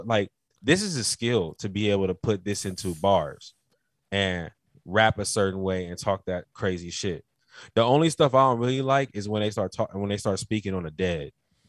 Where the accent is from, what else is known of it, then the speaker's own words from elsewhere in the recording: Carolina, United States; I told you in the last podcast I was from Carolina. Do you know about the Geechee niggas?